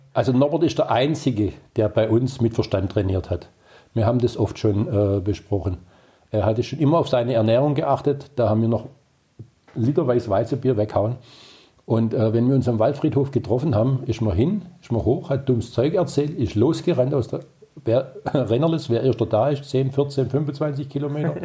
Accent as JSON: {"language": "German", "town": "Herrenberg", "region": "Baden-Württemberg", "country": "Germany", "tie": "born or raised there", "said": "ein Innenstadtkind, in der Schuhgasse auf die Welt gekommen"}